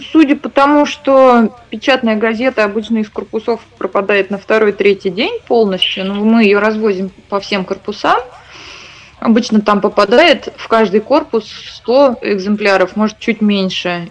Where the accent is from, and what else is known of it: Iglinsky District, Bashkortostan, Russia; born or raised there